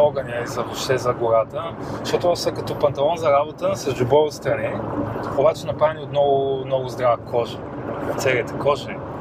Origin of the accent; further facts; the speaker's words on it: Sofia, Sofia City, Bulgaria; аз съм израснал на Пиротска, там има много втори потеви